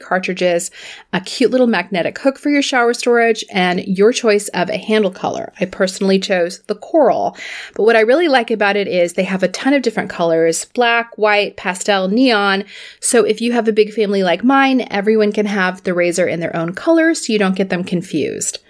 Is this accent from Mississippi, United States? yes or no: no; Florida, United States; I'm from Florida